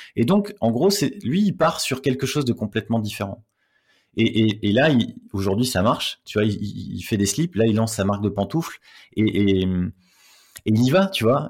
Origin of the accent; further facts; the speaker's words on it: the Nord, Hauts-de-France, France; je viens du Nord